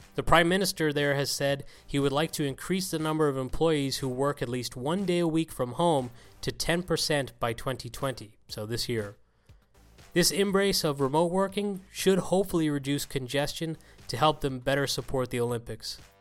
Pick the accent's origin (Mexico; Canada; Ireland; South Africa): Ireland; my home country of Ireland